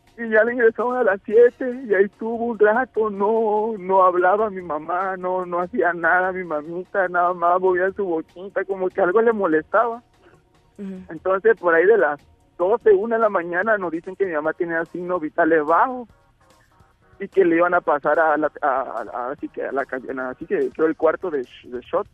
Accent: Tabasco, Mexico; somos tabasqueños

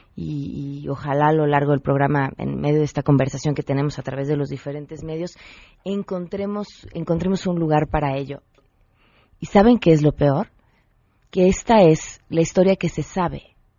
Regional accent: Mexico; como mexicanos

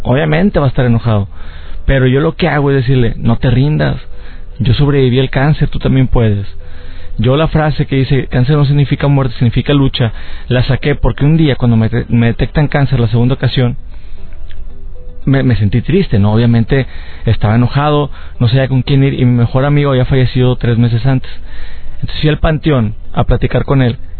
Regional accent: Mexico; aquí también dando conferencias en, en mi país

